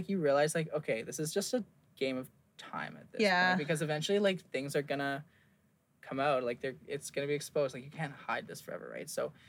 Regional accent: England, United Kingdom; born there; My parents, so my dad's was from England. I was born in England, blah, blah, blah.

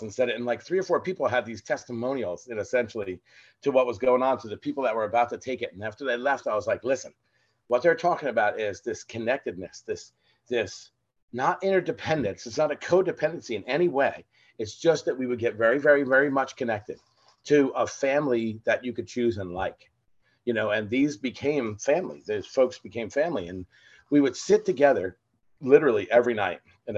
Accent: New Jersey, United States; we're from New Jersey

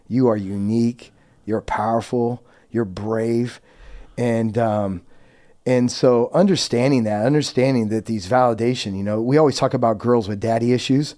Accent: Yuba City, California, United States; I was born and raised in Yuba City, California, which is about forty minutes above Sacramento

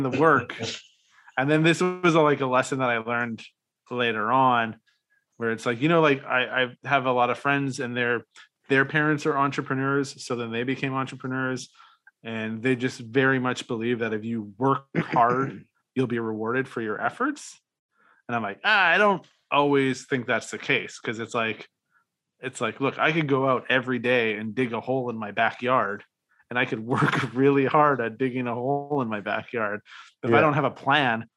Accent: Regina, Saskatchewan, Canada; a Canadian that lived in Regina, Saskatchewan

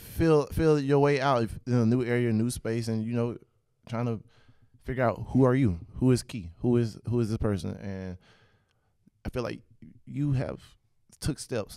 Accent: Pensacola, Florida, United States; I grew up in Pensacola.

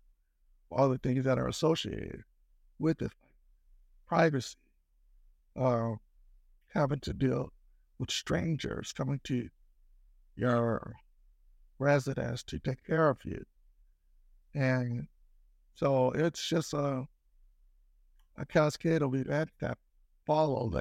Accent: Italy; moved away; growing up in Italy

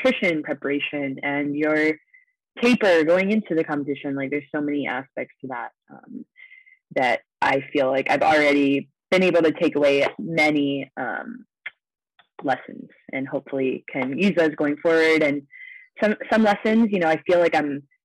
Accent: Ohio, United States; now in Las Vegas, United States; I grew up in Ohio

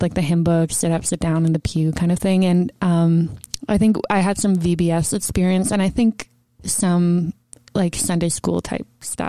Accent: Mississauga, Ontario, Canada; also born or lived in Toronto; now in Peterborough, Canada; I was born in Toronto, grew up in Mississauga, and lived there most of my life until I went to university here in Peterborough.

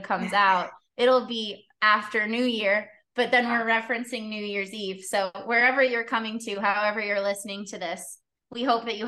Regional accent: Australia; moved away; also born or lived in Kansas City; I'm from Australia.

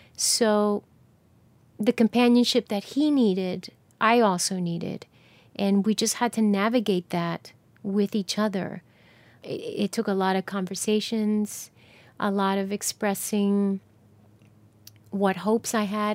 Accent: New Jersey, United States; now in Atlanta, United States; when I was growing up in New Jersey

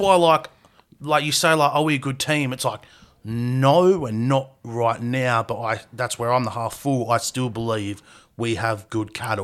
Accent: Australia; We're Australian.

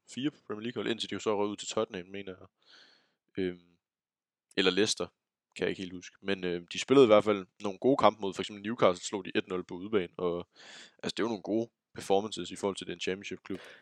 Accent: Denmark

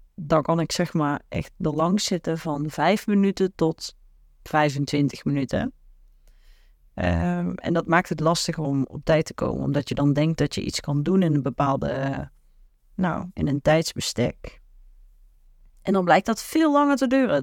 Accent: the south, Netherlands; waar ik vandaan kom uit het prachtige zuiden

